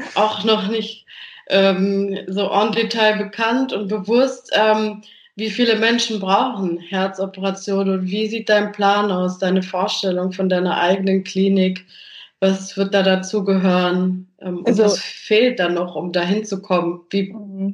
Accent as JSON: {"language": "German", "country": "Germany", "said": "bei uns in Deutschland"}